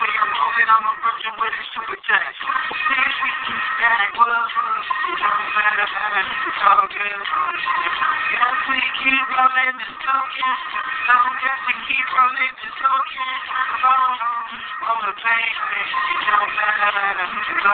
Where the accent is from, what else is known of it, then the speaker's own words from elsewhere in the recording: Milwaukee, Wisconsin, United States; my hometown, Milwaukee, Wisconsin